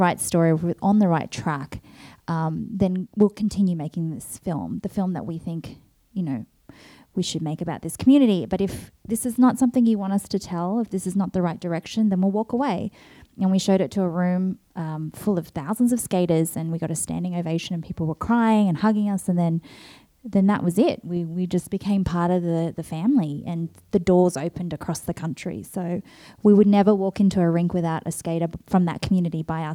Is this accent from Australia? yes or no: yes; Australia; now in New York, United States; I'm from Australia